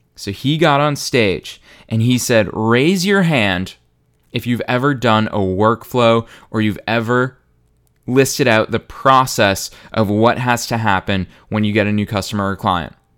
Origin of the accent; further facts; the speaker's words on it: Marlborough, Massachusetts, United States; my hometown, Marlboro, Massachusetts, for any of you that are curious about where I grew up